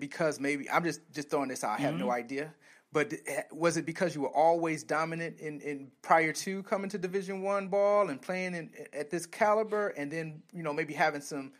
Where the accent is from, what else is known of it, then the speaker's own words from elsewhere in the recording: Flint, Michigan, United States; I'm from Flint, right? I'm from Flint, and that's where I was born.